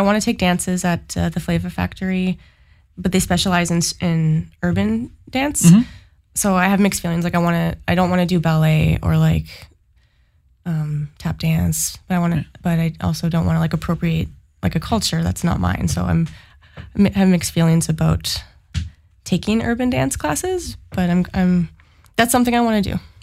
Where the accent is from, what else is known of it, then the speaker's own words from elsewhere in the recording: Sudbury, Ontario, Canada; now in Ottawa, Canada; I have lived in Ottawa for about 10 years, but I'm actually from Sudbury.